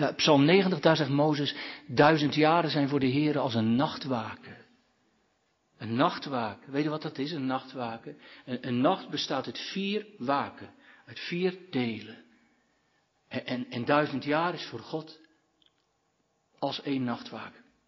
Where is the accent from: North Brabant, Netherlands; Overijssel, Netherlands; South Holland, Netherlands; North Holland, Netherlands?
South Holland, Netherlands; Katwijk; bij de oude kerk in Katwijk, dat is mijn geboortedorp